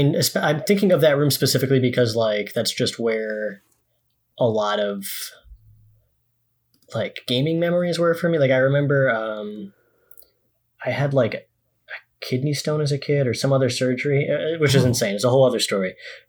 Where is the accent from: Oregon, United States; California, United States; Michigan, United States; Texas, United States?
Michigan, United States; West Bloomfield; This is West Bloomfield, Michigan, which is a—